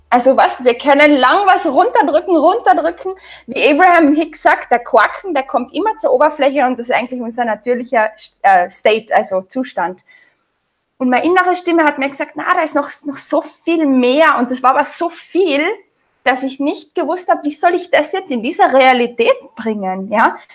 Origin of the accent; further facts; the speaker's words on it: Austria; also ich bin ganz normal in Österreich aufgewachsen, habe mich ganz normal ernährt